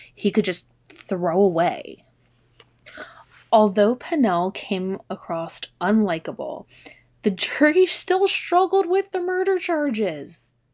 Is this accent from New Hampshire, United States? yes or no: no; Maryland, United States; now in Delaware, United States; I grew up in Maryland, like, right across the border between Maryland and Delaware.